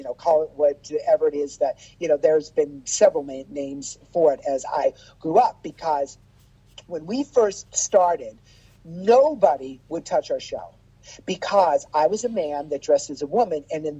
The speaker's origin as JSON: {"language": "English", "town": "Las Vegas", "region": "Nevada", "country": "United States", "tie": "born or raised there", "said": "I grew up in Las Vegas with Lacage and Kenny Kerr"}